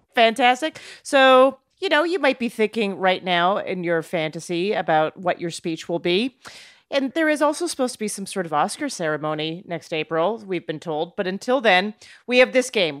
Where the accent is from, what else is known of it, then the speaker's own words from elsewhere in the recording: Calgary, Alberta, Canada; I'm from Calgary, by the way. I grew up in oh, Calgary